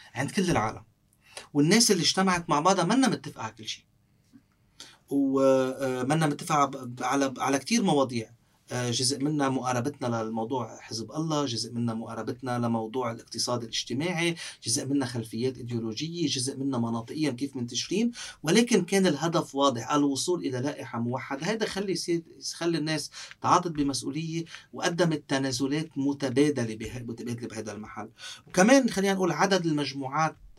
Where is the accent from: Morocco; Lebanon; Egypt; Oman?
Lebanon; Sidon, South Governorate; also born or lived in Beirut / France; أنا ربيت بصيدا